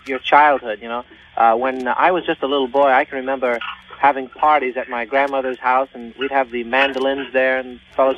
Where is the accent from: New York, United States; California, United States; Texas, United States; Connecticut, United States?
New York, United States; New York City; I was born in the Bronx, New York. I was born at 4255 Seton Avenue, and I'm still living there.